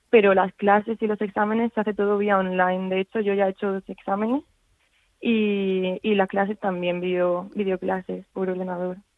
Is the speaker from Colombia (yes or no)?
no; Region of Murcia, Spain; moved away as an adult; now in Naples, Italy; somos cuatro murcianos